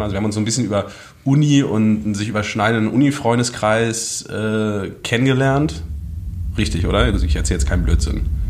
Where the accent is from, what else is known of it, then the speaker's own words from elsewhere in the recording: Hagen, North Rhine-Westphalia, Germany; moved away as an adult; now in Berlin, Germany; komme aus dem wunderschönen Hagen in NRW